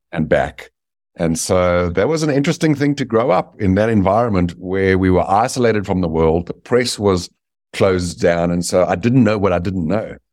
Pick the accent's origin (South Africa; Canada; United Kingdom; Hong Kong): South Africa; moved away as an adult; also born or lived in Dallas, Texas; now in United States; I was born in South Africa, and I had the good fortune of being born white in apartheid South Africa